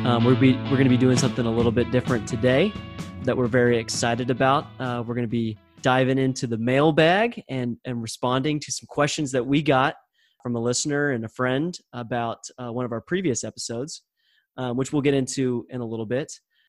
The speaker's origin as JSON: {"language": "English", "country": "United States", "said": "as an American"}